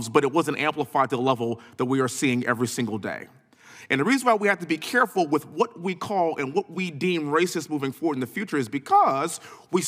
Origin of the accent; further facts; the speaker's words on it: Texas, United States; born and raised in Texas, living in Houston